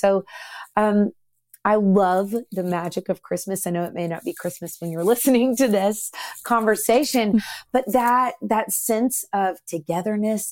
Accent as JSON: {"language": "English", "town": "Nashville", "region": "Tennessee", "country": "United States", "tie": "born or raised there", "said": "We grew up in Nashville, super musical family"}